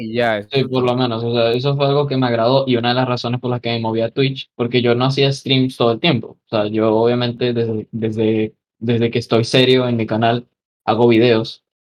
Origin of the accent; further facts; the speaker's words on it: Venezuela; moved away; yo tenía un montón de amigos en, pues, en, allá en Venezuela durante esos, eh, esas épocas